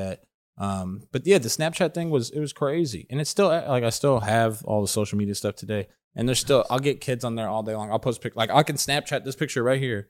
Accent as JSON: {"language": "English", "region": "Southern California", "country": "United States", "tie": "born or raised there", "said": "I grew up in Southern California"}